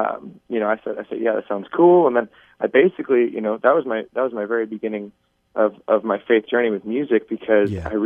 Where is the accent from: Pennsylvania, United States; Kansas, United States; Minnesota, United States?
Kansas, United States; Overland Park; I was born and raised in Overland Park, Kansas, which is just south of Kansas City, Kansas.